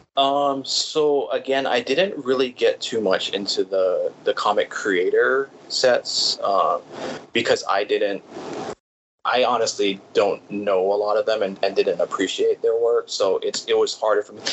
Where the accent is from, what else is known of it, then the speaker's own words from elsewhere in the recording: Hawaii, United States; also born or lived in California; I was actually born in California, but I moved to Hawaii when I was about three.